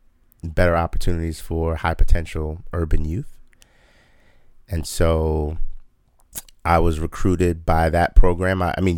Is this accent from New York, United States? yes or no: yes; New York City, New York, United States; I am from Brooklyn. And from Queens.